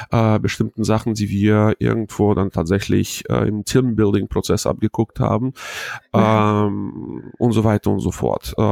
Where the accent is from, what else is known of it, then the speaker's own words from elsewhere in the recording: Hanover, Lower Saxony, Germany; äh, ich komme aus Hannover